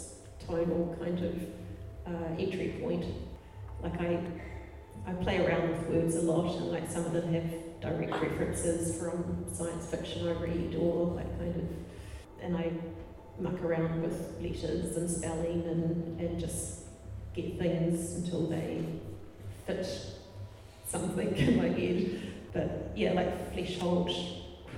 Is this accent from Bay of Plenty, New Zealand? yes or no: yes; Tauranga, Bay of Plenty, New Zealand; also born or lived in Christchurch; when I grew up in Tauranga